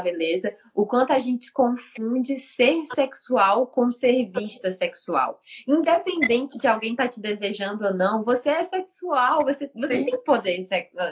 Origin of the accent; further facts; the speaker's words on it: Fortaleza, Ceará, Brazil; moved away; eu sou de Fortaleza, né? Fortaleza, meu povo, assim praia.